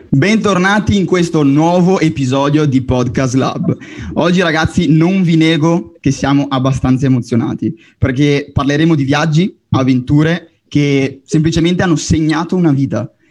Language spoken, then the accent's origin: Italian; Brazil; io sono brasiliano e parlo portoghese